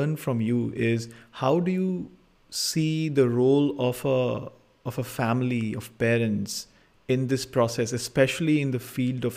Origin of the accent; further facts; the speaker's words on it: India; in the times that I was growing up in India